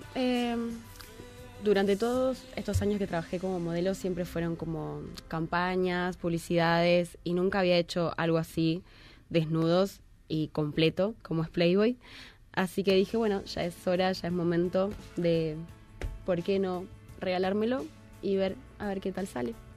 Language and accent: Spanish; Argentina; now in Mexico; yo soy argentina